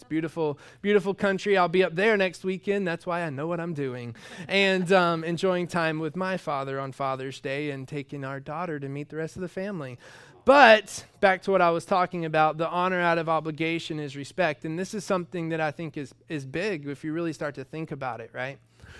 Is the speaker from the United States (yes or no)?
yes; Georgia, United States; I was raised in the South, in Georgia. And that is the South.